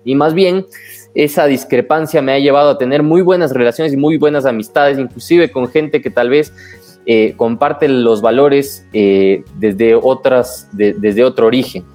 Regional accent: Ecuador; como ecuatorianos

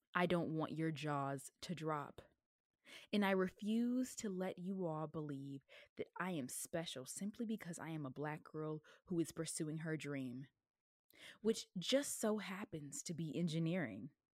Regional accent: the South, United States; I am from the South

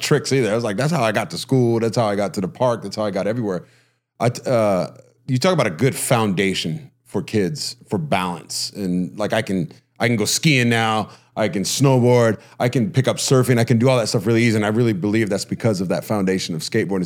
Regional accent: Huntington, United States; growing up in Huntington

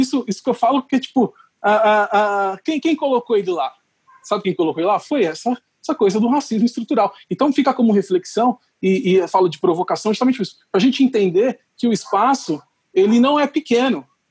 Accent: Brazil; a gente tem como brasileiro

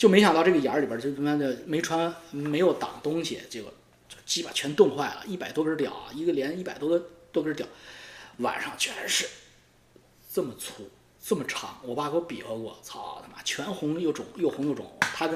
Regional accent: China; 我我小时候在部队大院长大，六十五集团军，我爸是炮兵

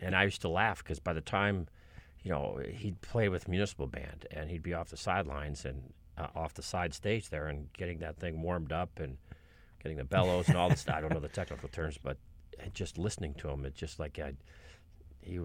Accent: Ohio, United States; I mean, I grew up in Ohio. You're born in Ohio, they put a football in your crib if you're a boy

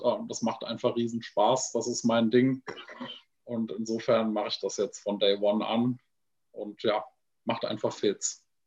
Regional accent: Frankfurt, Hesse, Germany; Ich bin in direkter Nachbarschaft zu einer Army-Kaserne groß geworden in Frankfurt

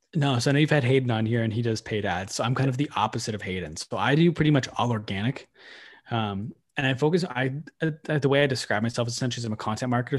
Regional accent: Manitoba, Canada; moved away as an adult; now in Ottawa, Canada; I grew up in Ottawa till I was nine, and then I moved away to Manitoba, lived in Manitoba for nine years

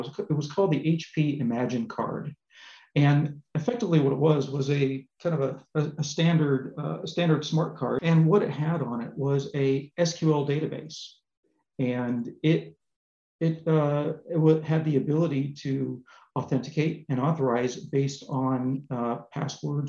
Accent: Southern California, United States; moved away as an adult; now in Paris, France; I grew up originally in Southern California

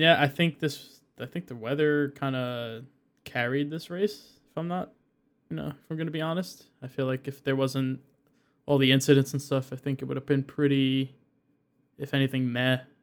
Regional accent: United States; we're American

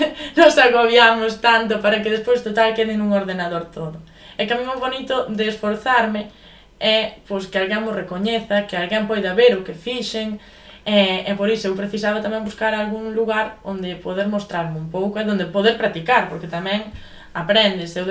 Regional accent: Boimorto, Galicia, Spain; eu son de Boimorto, que é un concello que non ten nin 2000 habitantes. E por encima non vivo en Boimorto mismo, vivo nunha aldea. Unha aldea que non sei cantos seremos, pero moi poucos, de verdade, e cada vez menos.

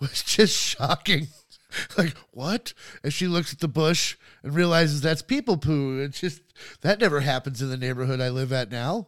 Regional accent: Los Angeles, California, United States; growing up in Hollywood

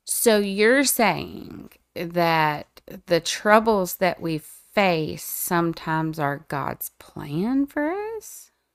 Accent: the Bible Belt, United States; I live in the Bible Belt. I was raised in the Bible Belt

